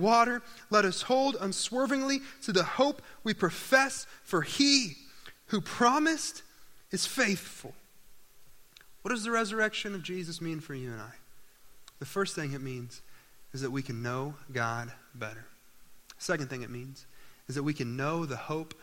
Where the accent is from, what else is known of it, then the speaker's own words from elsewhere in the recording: Owasso, Oklahoma, United States; When I was growing up, I grew up in Owosso, Oklahoma, which is just northeast of Tulsa